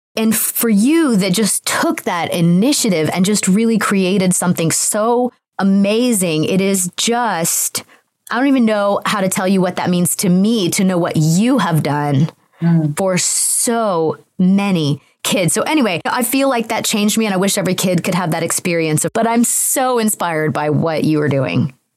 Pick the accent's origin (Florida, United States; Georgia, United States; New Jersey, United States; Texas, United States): Georgia, United States; Atlanta; moved away as an adult; also born or lived in Los Angeles; I'm from Atlanta, Georgia.